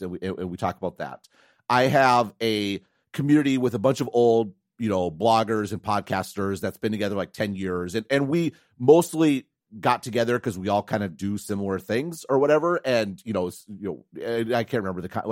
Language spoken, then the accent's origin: English; Wisconsin, United States; moved away; also born or lived in Madison; I grew up in Wisconsin, I was super interested in tech